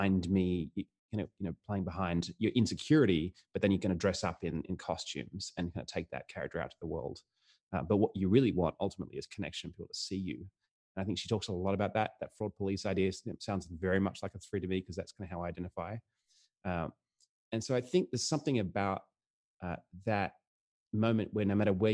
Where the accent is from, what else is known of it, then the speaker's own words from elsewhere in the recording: Australia; I grew up pretty poor and I grew up in Australia.